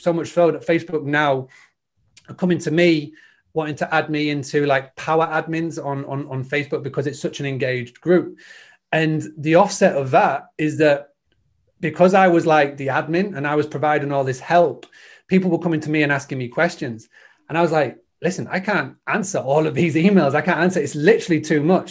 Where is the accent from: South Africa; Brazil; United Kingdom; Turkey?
United Kingdom; Scarborough, Yorkshire and the Humber; I'm from a little town called Scarborough in, in, in the U K. It's the northeast.